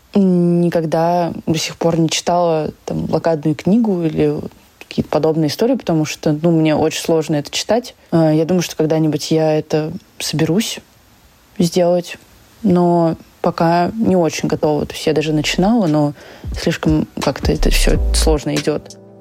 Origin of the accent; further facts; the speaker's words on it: Saint Petersburg, Russia; я выросла в Петербурге